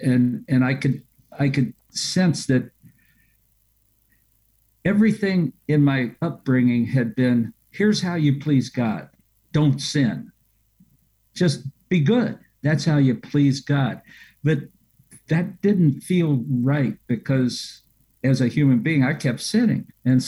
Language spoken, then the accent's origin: English; Lexington, Kentucky, United States; being from Kentucky, my hometown in Lexington